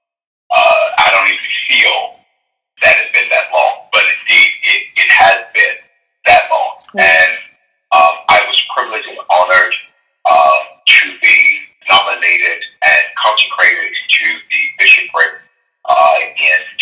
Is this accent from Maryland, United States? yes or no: yes; Baltimore, Maryland, United States; I am born and raised in Baltimore. I've lived here all of my life